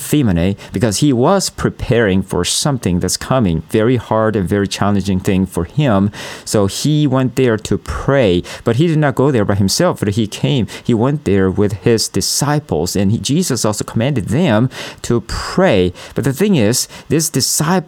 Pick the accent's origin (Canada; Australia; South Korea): South Korea; I'm from South Korea